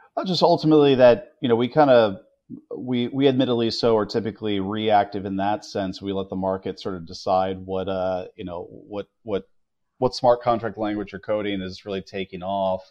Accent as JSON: {"language": "English", "country": "United States", "said": "as an American"}